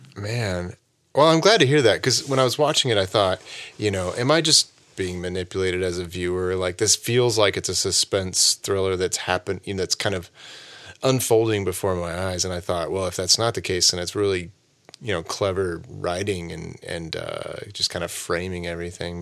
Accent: Oklahoma, United States; moved away as an adult; now in Chicago, United States; I'm trying to move the family out to greener pastures, uh, back to my home state of Oklahoma

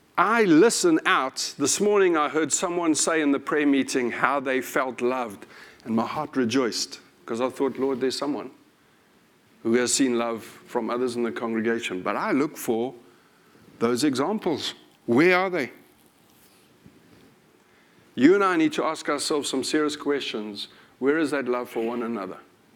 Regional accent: United Kingdom; One of the things I like about being British is our politeness.

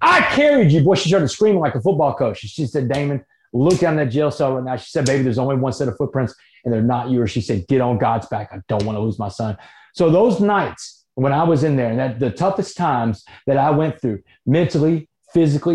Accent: Port Arthur, Texas, United States; my house where I grew up on Roanoke Street in Port Arthur as a kid

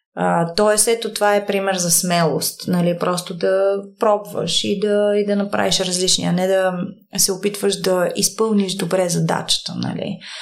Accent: Bulgaria; moved away as an adult; also born or lived in New York, United States; аз съм от България

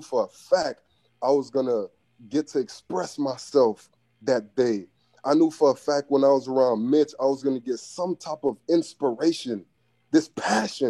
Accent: Miami, Florida, United States; I'm from Biscayne, so I was raised around like 79th Street, 80, 81st, 88, 85th, 86th, around that area

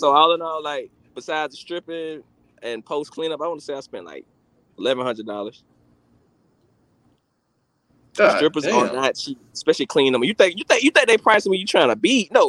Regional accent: the South, United States; I'm from the South

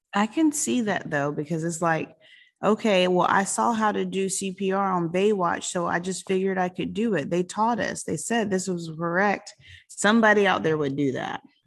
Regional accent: South Carolina, United States; now in Florida, United States; I grew up in South Carolina

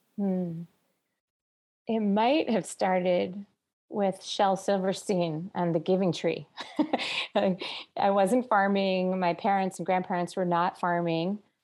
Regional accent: New Jersey, United States; also born or lived in Israel / Palestine; now in Los Angeles, United States; I was born in New Jersey on the East Coast

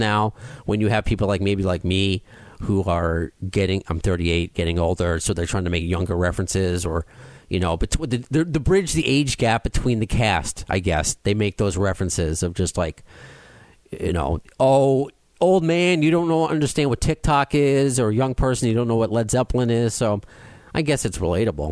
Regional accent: Long Island, New York, United States; I'm also from Long Island

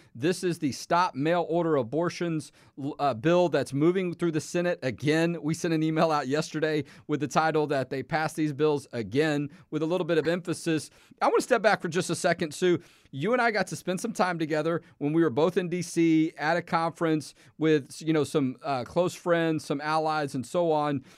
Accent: Texas, United States; I'm born and raised in Texas.

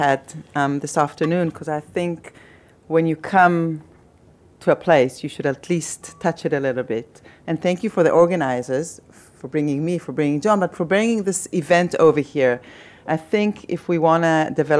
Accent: Tel Aviv, Tel Aviv District, Israel; I'm born and raised in Tel Aviv and I live in Tel Aviv

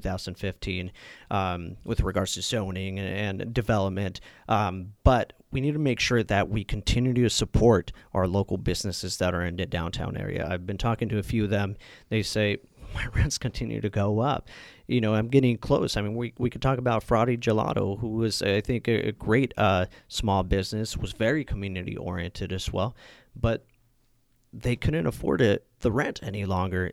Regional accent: Napa, California, United States; also born or lived in Sacramento; being and growing up in Napa

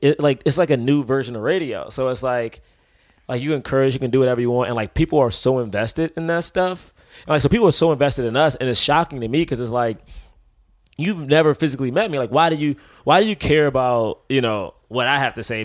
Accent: Washington, District of Columbia, United States; now in New York, United States; I'm from Southeast DC

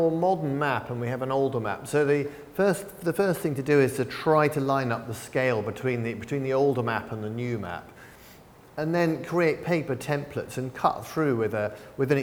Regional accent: England, United Kingdom; now in San Francisco, United States; I grew up in England

